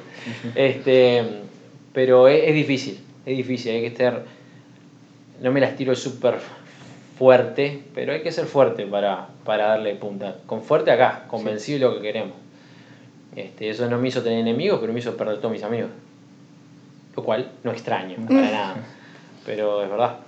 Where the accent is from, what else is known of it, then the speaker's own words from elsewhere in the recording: Uruguay; now in Sweden; en Uruguay, en mi tierra natal